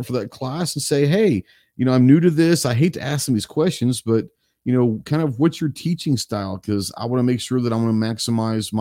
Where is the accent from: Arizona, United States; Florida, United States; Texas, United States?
Texas, United States; You grew up in Texas